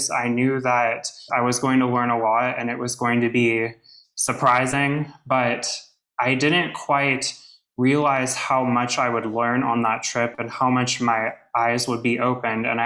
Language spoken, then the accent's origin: English; United States; moved away as an adult; also born or lived in Washington, D.C.; I'm from America, everyone else is from like Europe, other countries.